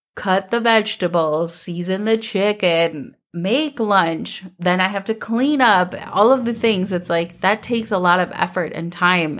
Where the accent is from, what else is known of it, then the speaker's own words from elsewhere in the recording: Minnesota, United States; growing up in Minnesota